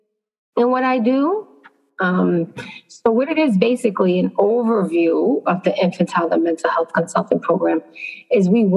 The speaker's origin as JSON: {"language": "English", "town": "Boston", "region": "Massachusetts", "country": "United States", "moved": "yes", "lives_now": "New York, United States", "said": "I'm originally from Boston, Massachusetts, so most of my experience is there"}